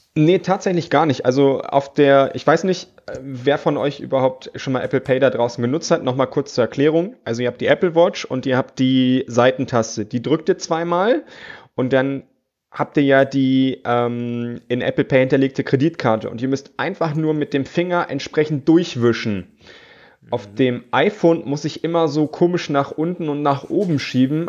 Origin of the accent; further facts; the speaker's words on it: Germany; bei uns in Deutschland